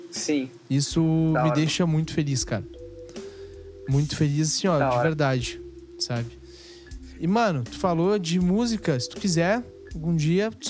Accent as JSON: {"language": "Portuguese", "country": "Brazil", "said": "a gente é brasileiro"}